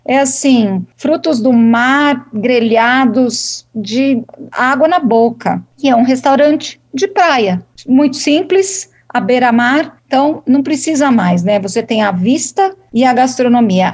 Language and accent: Portuguese; São Paulo, Brazil; eu sou paulista